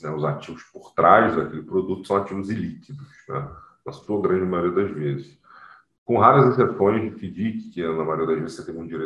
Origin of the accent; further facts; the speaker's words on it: Rio de Janeiro, Brazil; now in São Paulo, Brazil; eu sou do Rio